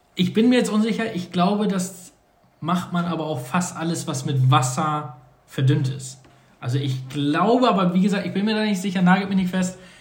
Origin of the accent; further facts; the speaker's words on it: North Sea coast, Northern Germany, Germany; now in southern Germany; da wo ich herkomme, wie ich von der Nordsee aus einem eher Dorf